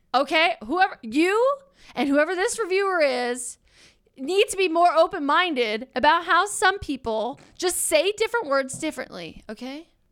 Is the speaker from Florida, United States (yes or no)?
no; Philadelphia, Pennsylvania, United States; I'm from Philadelphia